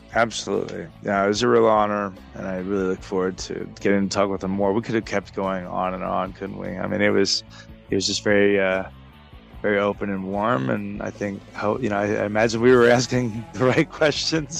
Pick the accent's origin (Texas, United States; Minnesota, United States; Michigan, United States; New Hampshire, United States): Texas, United States; as a Texan